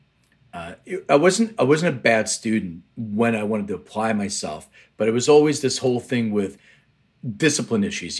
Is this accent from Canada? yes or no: no; Lithuania; now in United States; I was born in Lithuania, which is, right now it's a Baltic country in the Eastern Europe, but it used to be under Soviet Union control. And in 1979, we left to immigrate